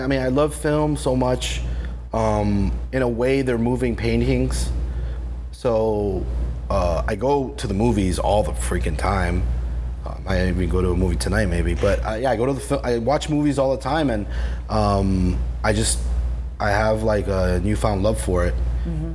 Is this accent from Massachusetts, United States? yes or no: no; Miami, Florida, United States; moved away as an adult; also born or lived in New Jersey / Baltimore; when I was seven, we moved back here